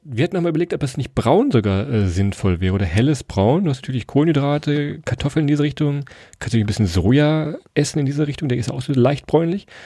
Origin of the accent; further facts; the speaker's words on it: Weserbergland, Germany; wir kommen aus dem Weserbergland